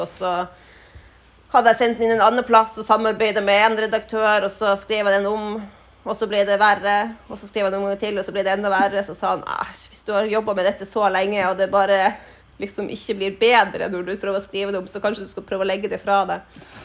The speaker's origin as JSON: {"language": "Norwegian", "town": "Tromsø", "region": "Troms", "country": "Norway", "tie": "born or raised there", "said": "Jeg har bodd i Tromsø hele livet, helt fra jeg var ett år. Så eh, vokste opp her."}